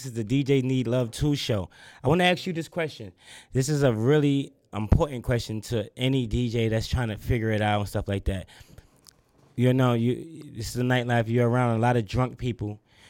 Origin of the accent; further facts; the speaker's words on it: New York, United States; now in Atlanta, United States; I'm from New York.